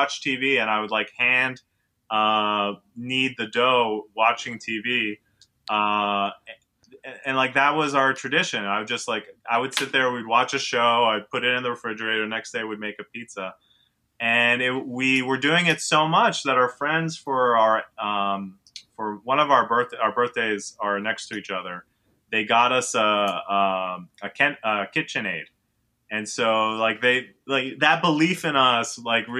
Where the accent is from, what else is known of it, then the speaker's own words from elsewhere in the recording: New York City, New York, United States; moved away; also born or lived in Israel; I grew up on the Upper West Side. I live in Harlem now